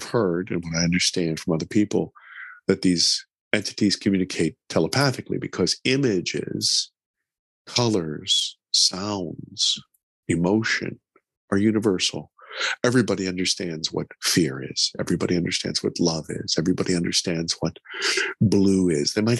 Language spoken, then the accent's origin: English; Pittsburgh, Pennsylvania, United States; I grew up in America and I speak English